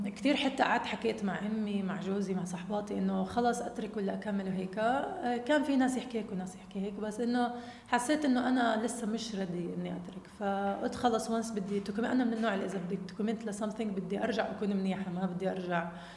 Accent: Jordan; انا اولاد الاردن اللي بالفريق هدول متربيه معهم ولعبه معهم كل حياتي وانا كمان كابتن منتخب اردن

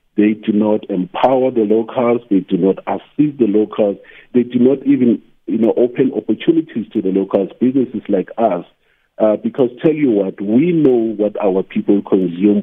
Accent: Nelspruit, Mpumalanga, South Africa; I was born in Nelspruit

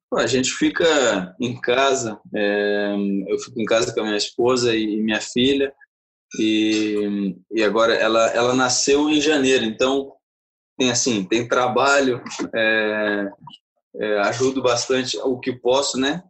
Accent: Belgium; now in Manchester, United Kingdom; meu coração eu sou brasileiro, minha família é brasileira, eu nasci na Bélgica

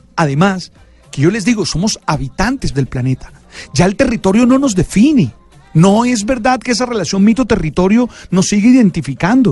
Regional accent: Santa Marta, Magdalena, Colombia; yo por ser de Santa Marta

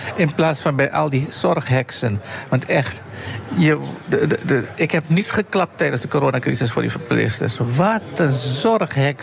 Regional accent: Suriname; Ik ben Surinamer

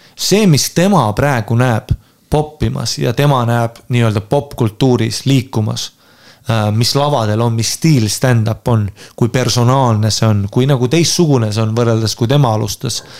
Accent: Estonia; ma olen Eestist

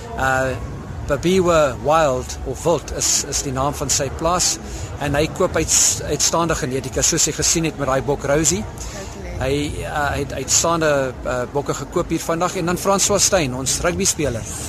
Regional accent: Eastern Cape, South Africa; moved away; ek kom oorspronklik van die Oos-Kaap af

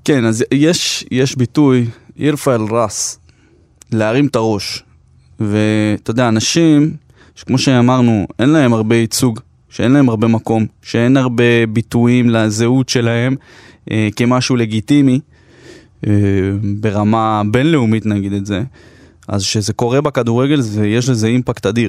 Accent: Jerusalem, Jerusalem District, Israel; בתור ילד, אפילו שגדלתי בירושלים של, אה, אינתיפאדת אל-אקצא

